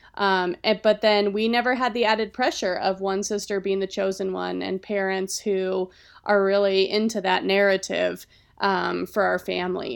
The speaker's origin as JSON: {"language": "English", "region": "Colorado", "country": "United States", "said": "I am from here"}